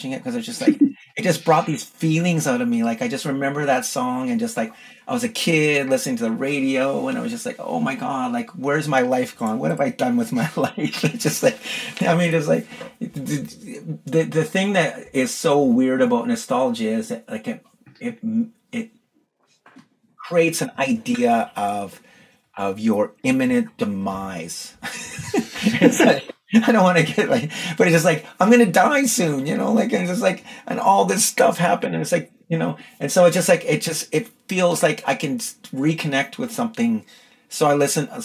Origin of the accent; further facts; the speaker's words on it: Edmonton, Alberta, Canada; now in Toronto, Canada; I grew up in Edmonton where summer is like about 6.5 weeks long